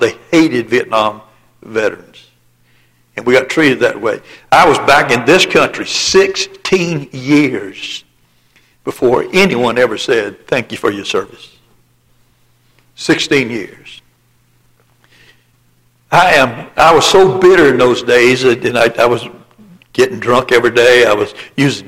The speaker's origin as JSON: {"language": "English", "region": "the Bible Belt of the South", "country": "United States", "tie": "born or raised there", "said": "I was born and raised in the Bible Belt of the South"}